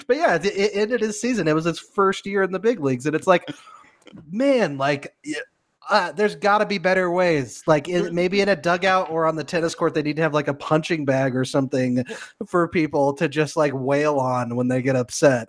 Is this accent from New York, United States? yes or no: no; Denver, Colorado, United States; I'm from Denver